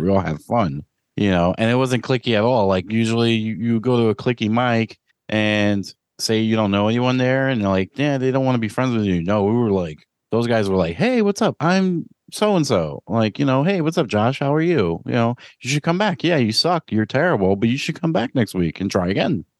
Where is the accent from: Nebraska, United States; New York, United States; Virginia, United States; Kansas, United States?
New York, United States; New York City; growing up in New York City